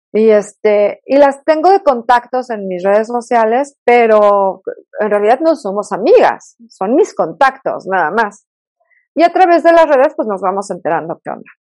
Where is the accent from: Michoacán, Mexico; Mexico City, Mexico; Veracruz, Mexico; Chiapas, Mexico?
Mexico City, Mexico; accent: fresa; moved away as an adult; now in Toluca, Mexico; soy de la Ciudad de México, aunque ya soy más este, Toluca porque llevo ya muchísimos años viviendo acá